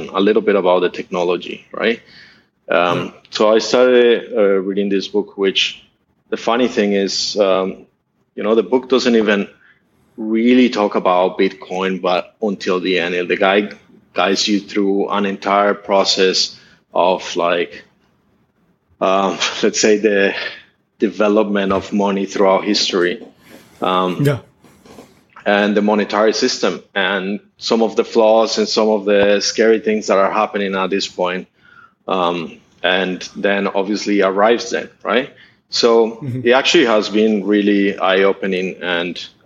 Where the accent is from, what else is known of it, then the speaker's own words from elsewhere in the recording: Bogotá, Colombia; moved away as an adult; also born or lived in San Francisco, United States; now in Southeast Asia; My dad is Colombian. My mom is Russian. I grew up in Bogota